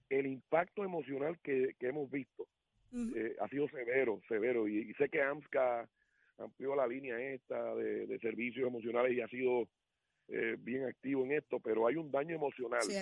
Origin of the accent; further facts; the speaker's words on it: Puerto Rico; así somos los puertorriqueños